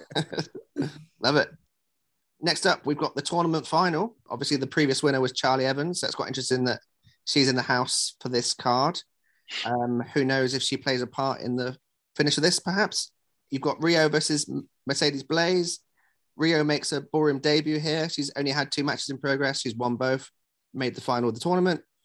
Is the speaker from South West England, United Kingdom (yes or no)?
yes; West Country, South West England, United Kingdom; I'm also a West Country boy